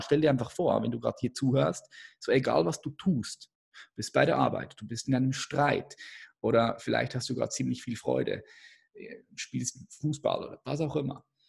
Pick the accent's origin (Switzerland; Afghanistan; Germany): Switzerland; ich bin Schweizer